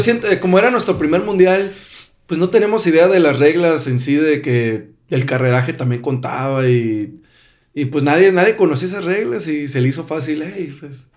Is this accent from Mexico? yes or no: yes; Mexico; yo como mexicano